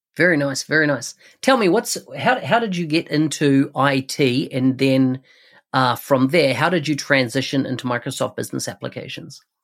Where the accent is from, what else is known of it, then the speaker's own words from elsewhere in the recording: New Zealand; Auckland, New Zealand, so my home country